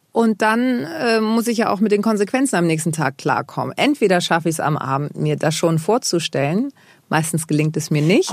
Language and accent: German; Germany; born or raised there